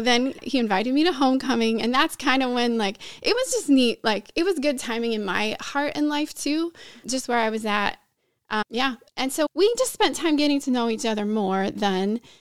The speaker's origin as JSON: {"language": "English", "region": "Pennsylvania", "country": "United States", "tie": "born or raised there", "also_born_or_lived": "Brazil", "moved": "as an adult", "lives_now": "Chicago, United States", "said": "I grew up mostly in Pennsylvania"}